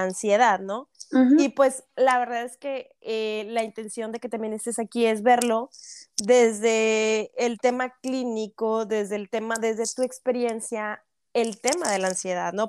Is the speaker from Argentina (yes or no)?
no; Monterrey, Nuevo León, Mexico; now in Canada; Yo sí soy regia, pero vivo en Canadá